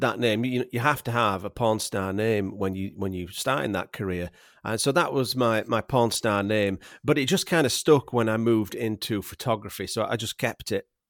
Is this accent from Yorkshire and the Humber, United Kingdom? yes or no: yes; Yorkshire and the Humber, United Kingdom; accent: Yorkshire; moved away as an adult; now in Vancouver Island, Canada; I was raised in England and, and I was taught, uh, English in England